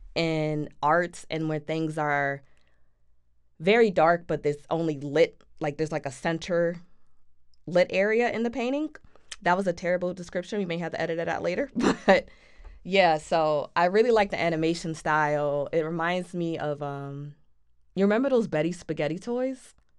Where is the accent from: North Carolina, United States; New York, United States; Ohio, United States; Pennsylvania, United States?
Pennsylvania, United States; Philadelphia; we're both from Philly